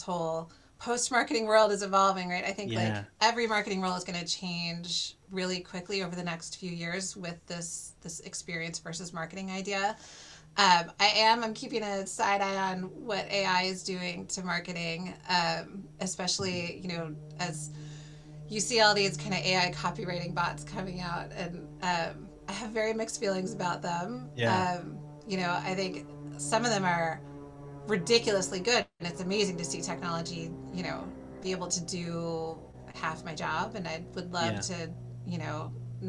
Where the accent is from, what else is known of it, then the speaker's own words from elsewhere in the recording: Washington, District of Columbia, United States; I grew up in the DC area